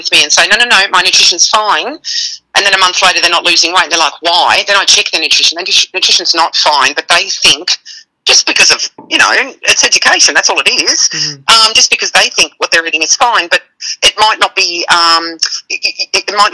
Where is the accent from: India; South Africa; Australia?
Australia; now in United States; I'm Australian